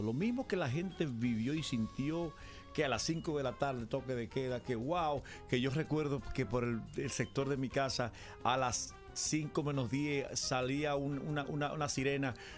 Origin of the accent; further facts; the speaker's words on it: Dominican Republic; Yo soy dominicano